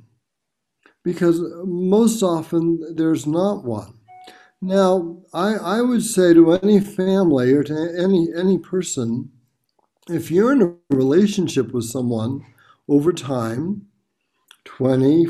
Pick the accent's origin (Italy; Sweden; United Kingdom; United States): United States; Boston, Massachusetts; I'm from the Boston, Massachusetts area in the United States